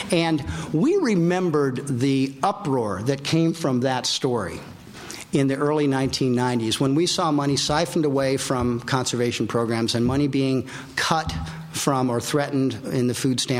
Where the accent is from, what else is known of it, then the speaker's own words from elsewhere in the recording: California, United States; and we're all from California.